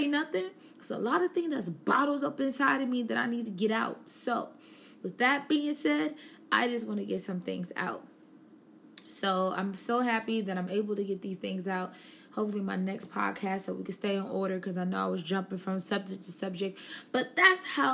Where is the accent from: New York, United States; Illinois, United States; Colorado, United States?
New York, United States; Buffalo; now in Charlotte, United States; I am from Buffalo, New York